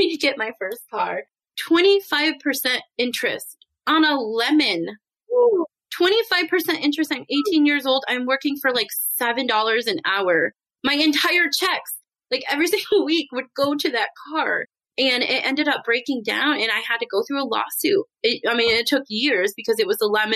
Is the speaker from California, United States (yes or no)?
no; Michigan, United States; I grew up in Michigan